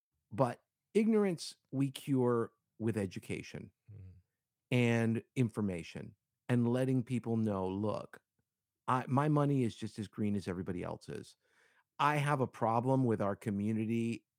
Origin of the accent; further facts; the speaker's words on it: Cuba; I'm Hispanic. I'm Cuban, and I was raised and in the Latino community